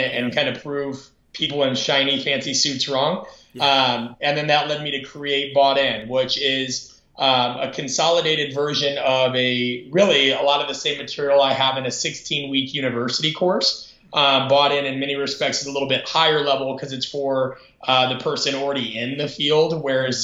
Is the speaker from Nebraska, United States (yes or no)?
yes; Omaha, Nebraska, United States; moved away as an adult; I'm from Omaha, Nebraska originally. I grew up kind of in the shadow of Nebraska